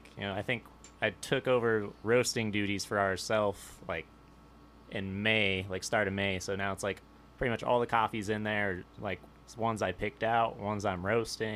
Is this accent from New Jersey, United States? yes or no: no; Sparks, Nevada, United States; I grew up in Sparks.